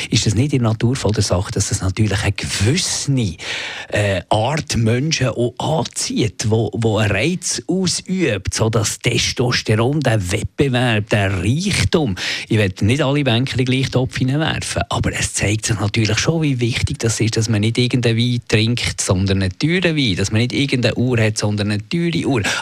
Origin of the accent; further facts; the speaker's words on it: Bümpliz, Bern, Switzerland; Nein, Pümplitz ist ja das Quartier von Bern.